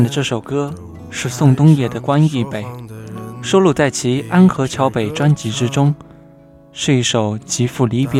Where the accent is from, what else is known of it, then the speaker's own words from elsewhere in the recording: the South, southern China, China; moved away as an adult; now in Beijing, China; 我也是一个来自南方的孩子，在北方待了一年多，也早已习惯暖气房内穿单衣的日子。